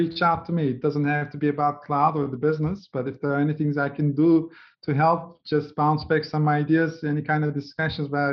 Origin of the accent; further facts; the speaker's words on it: Turkey; I grew up in Turkey in a humble family, two sisters